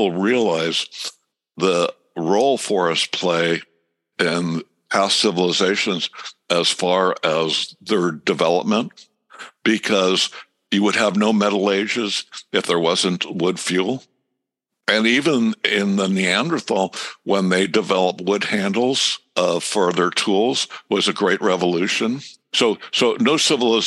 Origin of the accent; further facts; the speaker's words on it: Southern California, United States; I grew up in Southern California